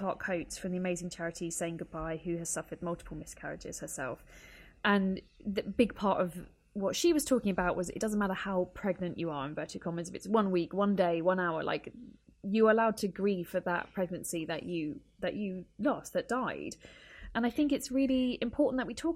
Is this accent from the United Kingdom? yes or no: yes; United Kingdom; first language English; I am able to navigate and advocate for myself within the NHS system. So it's a system I grew up with. English is my first language.